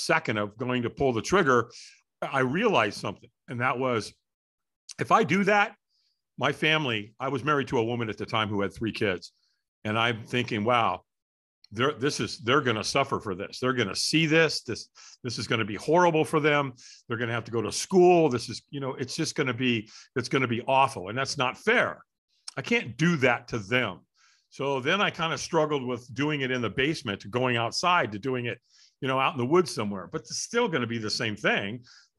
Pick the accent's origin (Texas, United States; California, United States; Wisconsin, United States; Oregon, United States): California, United States; Hollywood; born there; I was born in Hollywood, California.